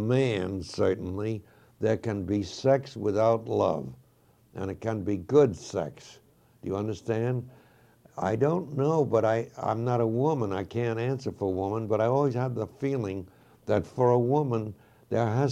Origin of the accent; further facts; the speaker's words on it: United States; I'm 100% American